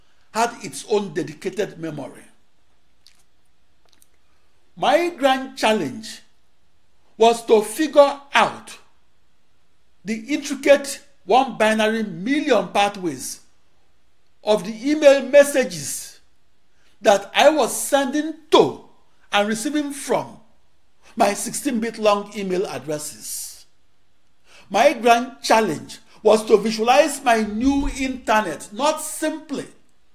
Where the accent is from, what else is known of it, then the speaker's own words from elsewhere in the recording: Nigeria; moved away; I was described as the Nigerian supercomputer genius